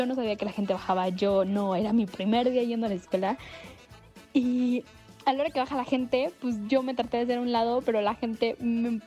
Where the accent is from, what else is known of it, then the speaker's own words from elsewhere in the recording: Veracruz, Mexico; moved away as an adult; now in Mexico City, Mexico; Para esto yo soy de Veracruz.